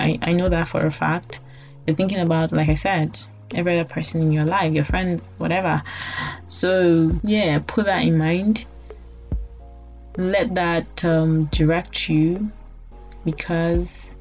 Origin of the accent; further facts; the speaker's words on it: Nigeria; I'm talking as a Nigerian from a background that, you know, my parents paid my school fees